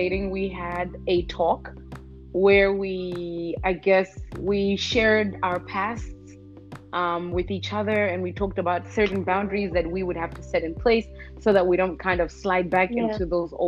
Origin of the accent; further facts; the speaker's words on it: Malawi; I'm from Malawi